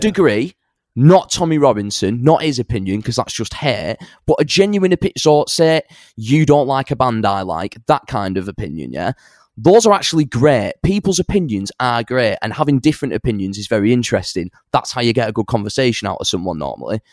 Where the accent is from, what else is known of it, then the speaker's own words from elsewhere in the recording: Salford / Bury, North West England, United Kingdom; also born or lived in Bangor, Wales; I grew up, I was born in Salford and then I grew, I spent, like, my teenage years up in, like, North Bury